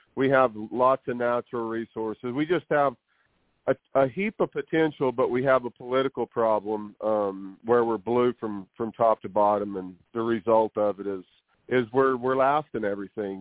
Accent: New Mexico, United States; I reside here in New Mexico where I was born and raised.

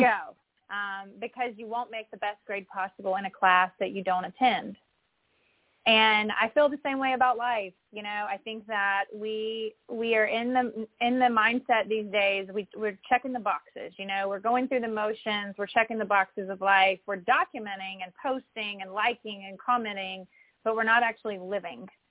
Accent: Mississippi, United States; moved away; growing up in Mississippi

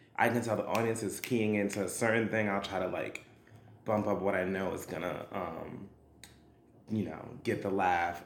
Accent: New York City, New York, United States; I am a singer, actor, dancer who was born and raised in Brooklyn, New York

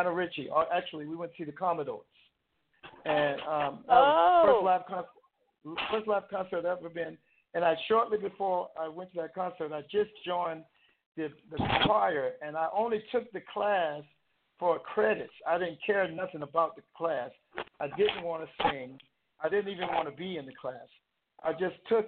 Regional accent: South Carolina, United States; moved away as an adult; also born or lived in Westbury, Long Island, New York / Hawaii; I grew up in South Carolina

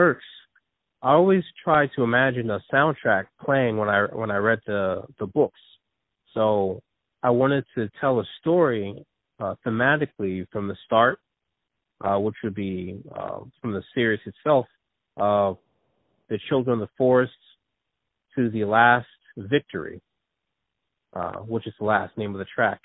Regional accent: New Jersey, United States; also born or lived in Philadelphia area; I was born in New Jersey, and I've been raised in New Jersey, but most of my family is from Philadelphia.

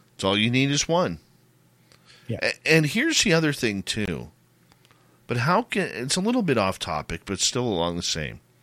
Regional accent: Abbotsford, British Columbia, Canada; the Abbotsford Air Show, my hometown.

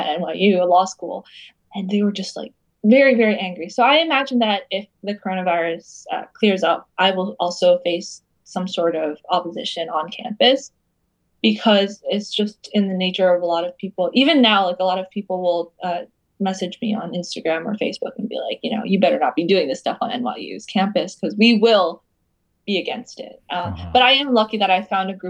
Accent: United States; growing up in the United States

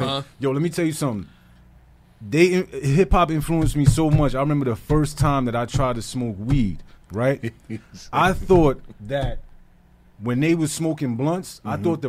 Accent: New York City, New York, United States; I'm from Brooklyn. Mm-hmm. Brooklyn, New York, by way of Red Hook, Gowanus, Park Slope, South Brooklyn. Mm-hmm. Those areas, that's where I grew up

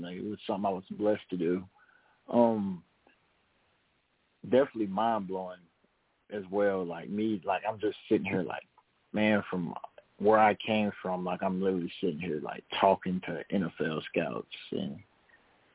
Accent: Tennessee, United States; also born or lived in Oxford, Mississippi; I'm from Tennessee, so I got a guy that I've been working with for my speed training there

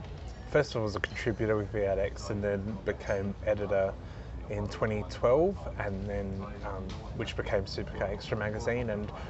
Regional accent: Adelaide, South Australia, Australia; Well, I grew up in Adelaide. So I was born in 83 and 85 was the first Grand Prix.

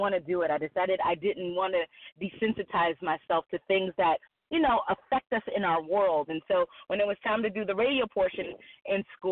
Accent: Cincinnati, Ohio, United States; moved away as an adult; now in Atlanta, United States; born and raised in Cincinnati, lived 5 minutes from my job, 8 minutes from my mother

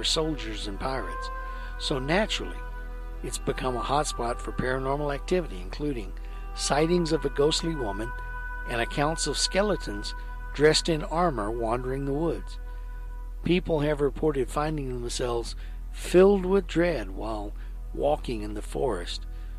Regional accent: Texas, United States; My home state of Texas

